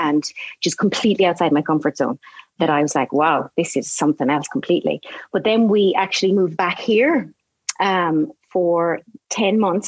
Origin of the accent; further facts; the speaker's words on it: Galway, Connacht, Ireland; also born or lived in Boston, United States; I was born in Boston, and my parents moved back to Galway, back to Ireland, where they were from, maybe when I was about nearly three. And I was in Galway, grew up there